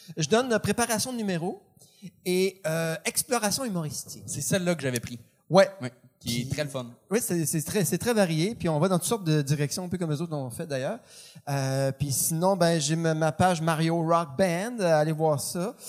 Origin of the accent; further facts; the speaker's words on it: Trois-Pistoles, Quebec, Canada; moved away; je viens de Trois Pistoles